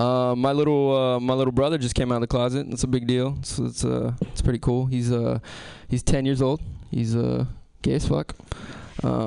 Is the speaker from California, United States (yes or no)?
yes; San Francisco, California, United States; I was born and raised here.